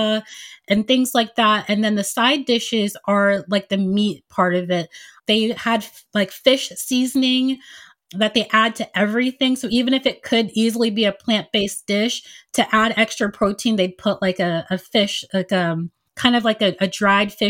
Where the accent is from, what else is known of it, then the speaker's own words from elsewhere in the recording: United States; also born or lived in Nigeria; my family immigrated to the United States when I was 2 years old.